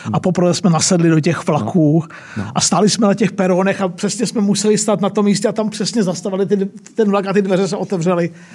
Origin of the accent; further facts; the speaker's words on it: Czechia; my jsme říkali, že z České republiky